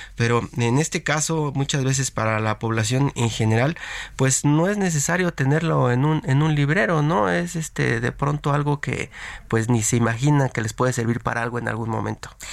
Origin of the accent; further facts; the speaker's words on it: Mexico; a los mexicanos